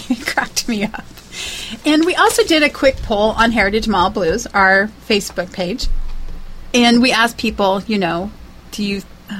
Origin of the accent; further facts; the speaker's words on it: Aberdeen, Washington, United States; And P.S., I was born and raised in Aberdeen, Washington, and they have a few pot shops, and it seems as if nothing has changed.